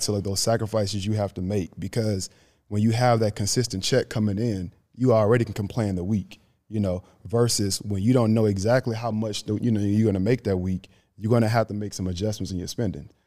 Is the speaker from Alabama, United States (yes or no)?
yes; Grand Bay, Alabama, United States; moved away as an adult; now in Atlanta, United States; I'm from Grand Bay, Alabama, bro. Like, population, I'll say, like, nine hundred, close to a thousand people.